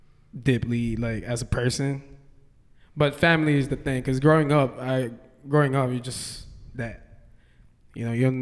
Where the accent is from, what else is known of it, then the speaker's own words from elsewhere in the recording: Hawaii, United States; I'm from Hawaii, and yeah, I've been doing music in Hawaii.